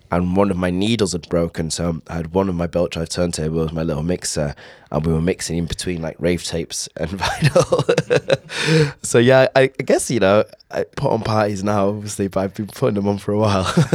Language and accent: English; Caernarfon, Wales, United Kingdom; also born or lived in Southampton / Beaumaris, Anglesey / Bontnewydd; I was born in Southampton, and then my mother she decided she wanted to raise me in, with her family in Wales